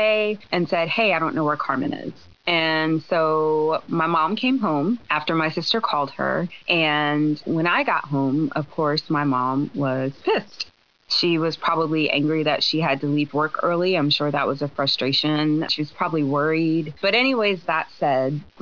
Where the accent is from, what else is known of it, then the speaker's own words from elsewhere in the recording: Baltimore, Maryland, United States; my mom did everything that she could to shelter my sister and I growing up in Baltimore, Maryland.